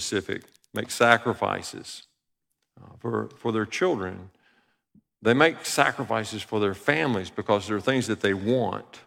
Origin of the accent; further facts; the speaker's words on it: Alabama, United States; We grew up in Alabama